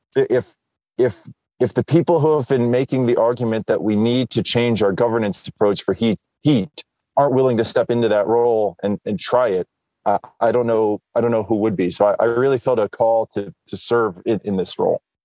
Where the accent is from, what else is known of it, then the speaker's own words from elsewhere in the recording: New Jersey, United States; I grew up in New Jersey